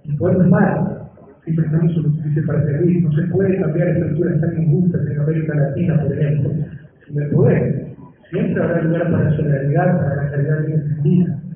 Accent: Ecuador

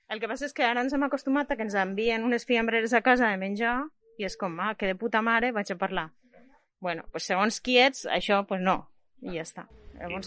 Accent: Lleida, Catalonia, Spain; Jo sóc de Lleida

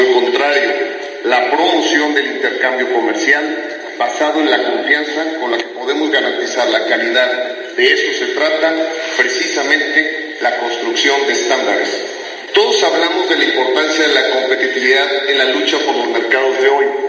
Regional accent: Mexico; industriales mexicanos

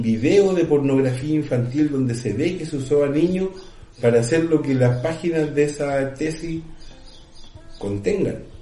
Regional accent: Chile; nuestro país

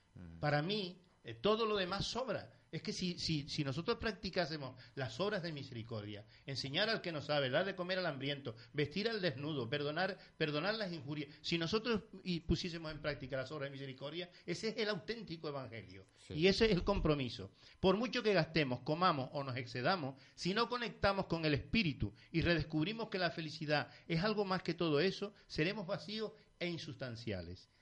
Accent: Canary Islands, Spain; estoy aquí en, mi pueblo, en mi municipio, en mi isla

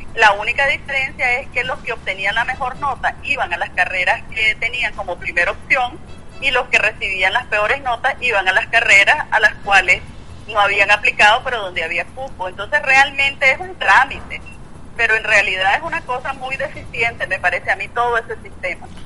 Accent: Nicaragua; como ciudadana nicaragüense

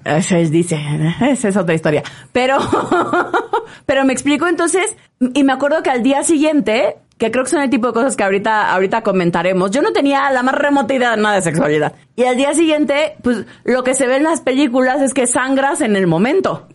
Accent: Villahermosa, Tabasco, Mexico; moved away as an adult; now in Mexico City, Mexico; yo crecí en Tabasco, en Villahermosa

